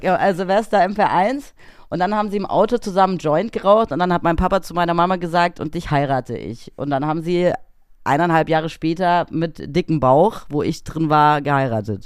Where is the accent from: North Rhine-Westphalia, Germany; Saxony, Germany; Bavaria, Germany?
Bavaria, Germany; Munich; also born or lived in Erba, Italy; ich bin hier aufgewachsen in München.